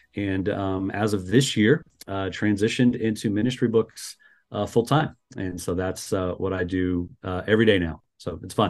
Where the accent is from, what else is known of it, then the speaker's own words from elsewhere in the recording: Las Vegas, Nevada, United States; also born or lived in Florida; I'm from Las Vegas, Nevada, uh, born and raised